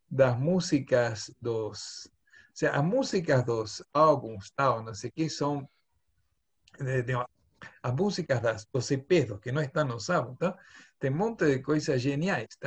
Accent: Buenos Aires, Argentina; accent: porteño; Portuguese is a second language; also born or lived in São Paulo; now in Brazil; Inglés porteño né? inglês porteño

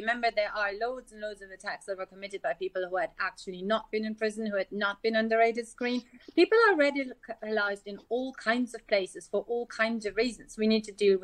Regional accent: Germany; I grew up in Germany in the 80s, where we had the Red Brigades

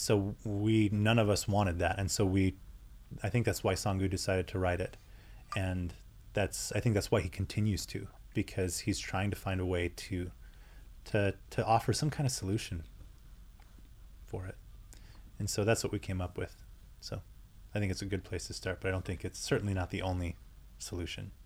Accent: United States; I'm European American

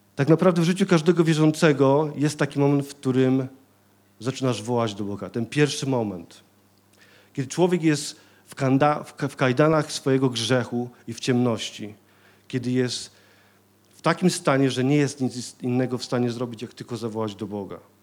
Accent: Silesian Voivodeship, Poland; Ja ze Śląska jestem

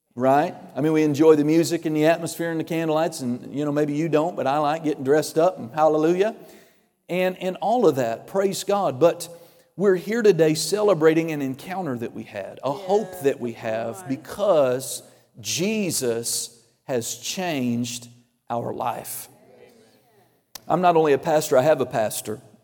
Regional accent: Oklahoma, United States; I'm from Oklahoma

